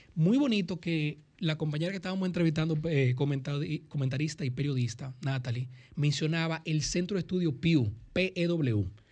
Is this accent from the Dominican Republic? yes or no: yes; Santo Domingo, Distrito Nacional, Dominican Republic; also born or lived in United States; Yo nací en la República Dominicana, en Santo Domingo